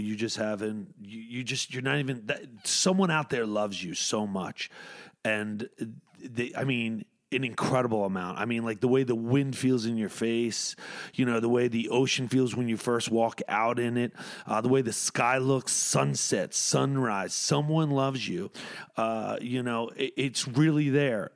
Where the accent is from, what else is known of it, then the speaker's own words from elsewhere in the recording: Atlantic City, New Jersey, United States; I'm from Atlantic City